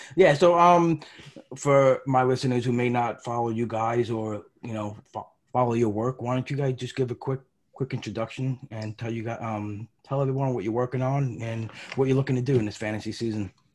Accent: New York, United States; I'm from New York. I went to a lot of Yankee games growing up.

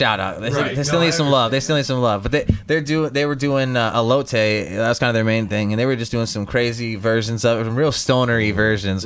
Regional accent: Holland, Michigan, United States; also born or lived in West Olive, Michigan; now in Zeeland, United States; I grew up in this area, you know, Holland, West Olive is kind of where I mostly grew up.

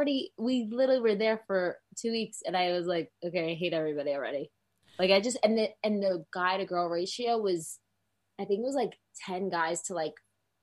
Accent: Secaucus, New Jersey, United States; now in Dallas, United States; I'm from Secaucus, so like right outside the city.

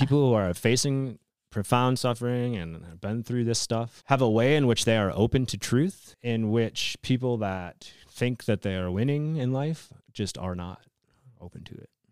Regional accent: Wisconsin, United States; I grew up in Wisconsin

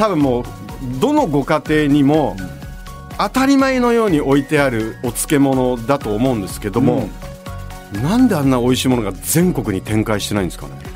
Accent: Gunma, Japan; 僕は群馬ですから

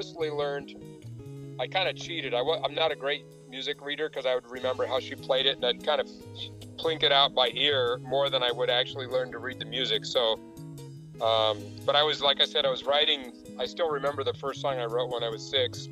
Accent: Loveland, Colorado, United States; also born or lived in Fort Collins, Colorado; I moved here when I was about six or so. Six or seven, we moved to Fort Collins, and then we're there for 9 months, and then moved to Loveland. So I pretty much grew up here

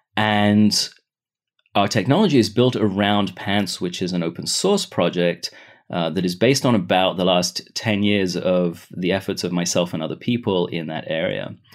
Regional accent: Israel; also born or lived in United Kingdom; I was, uh, born in the U K, but I grew up in Israel

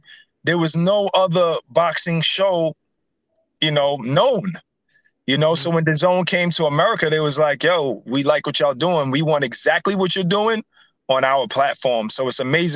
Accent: New York City, New York, United States; me and Ak, we grew up together in Brooklyn.

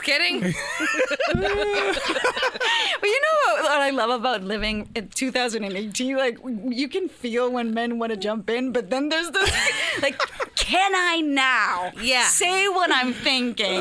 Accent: Culiacán, Sinaloa, Mexico; moved away; I was born and raised in Culiacan, Sinaloa

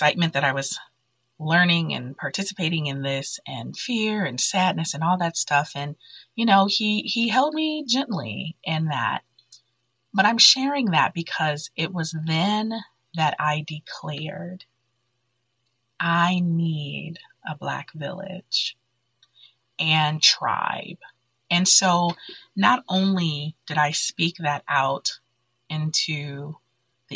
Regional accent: Detroit, Michigan, United States; growing up in Detroit, where all of my friends pretty much were Black

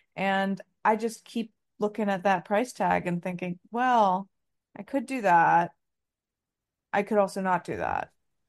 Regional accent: Potomac, Maryland, United States; we grew up in Potomac and went to high school with none other than Taylor Momsen.

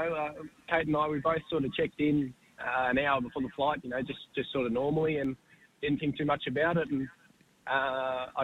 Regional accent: Caboolture, Queensland, Australia; moved away as an adult; now in Victoria, Australia; I was born in Queensland, at Caboolture up there. I was still training in Queensland at the time. We moved to Burren Beat a few years ago, but now we're out at the family farm at Mexton.

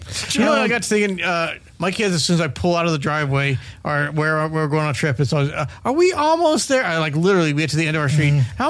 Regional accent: Denver, Colorado, United States; We grew up in Denver, Colorado

